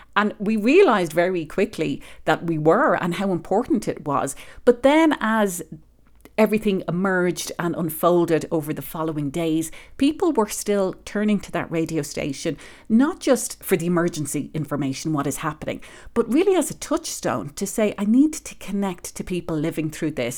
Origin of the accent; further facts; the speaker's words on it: Ireland; moved away as an adult; now in Colorado, United States; I'm originally from Ireland